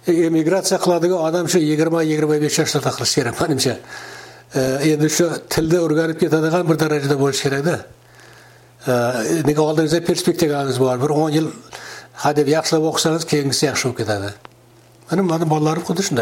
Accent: Kyzylkum, Navoiy Region, Uzbekistan; moved away as an adult; now in United States; mani o'zim qizilqumda tug'ilganman

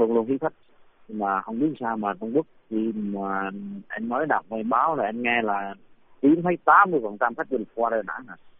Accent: Vietnam

